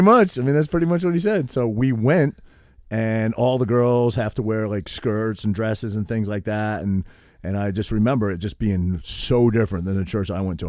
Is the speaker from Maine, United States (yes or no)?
yes; Harrington, Maine, United States; moved away as an adult; also born or lived in Cherryfield, Maine / New Jersey; I grew up in Harrington, which I lived until I was in eighth grade, You walk to the Methodist church, you know, and then I moved to Cherryfield.